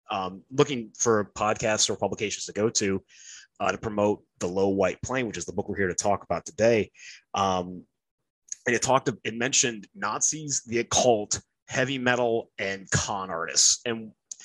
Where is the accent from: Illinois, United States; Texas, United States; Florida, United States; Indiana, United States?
Indiana, United States; northern; now in Virginia, United States; I'm from like northern Indiana, like near Chicago, about an hour and a half outside of Chicago